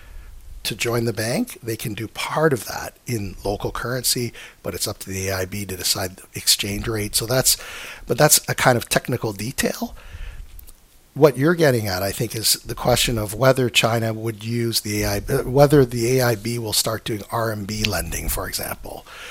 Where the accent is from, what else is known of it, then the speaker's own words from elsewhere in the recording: Canada; I come from Canada